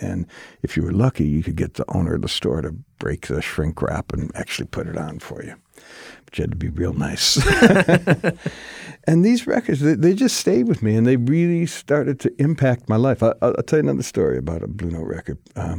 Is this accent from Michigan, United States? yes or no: yes; Detroit, Michigan, United States; I'm from Detroit, right?